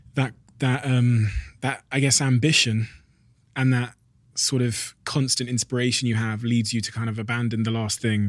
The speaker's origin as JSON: {"language": "English", "country": "Botswana", "tie": "born or raised there", "said": "I was born in Botswana in Africa"}